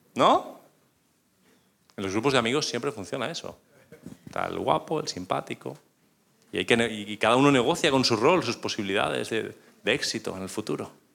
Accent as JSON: {"language": "Spanish", "region": "northern Spain", "country": "Spain", "said": "yo soy español y del norte"}